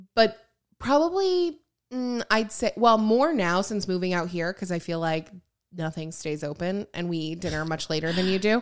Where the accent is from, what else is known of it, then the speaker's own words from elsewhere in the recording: Lake Michigan, southern Michigan, United States; moved away; I grew up on Lake Michigan, and obviously, like, and towards, like, the southern part of Michigan